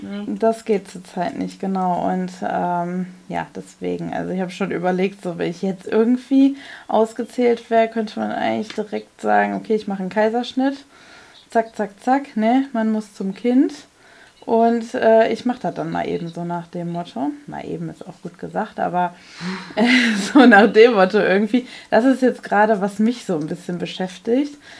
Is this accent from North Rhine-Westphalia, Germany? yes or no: yes; North Rhine-Westphalia, Germany; bei uns in NRW